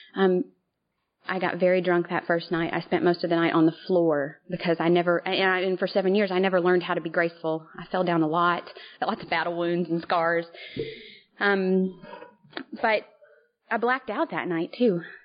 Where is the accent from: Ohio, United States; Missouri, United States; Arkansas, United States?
Arkansas, United States; Little Rock; moved away as an adult; now in New Hampshire, United States; I currently live in New Hampshire, but um born and raised in Little Rock.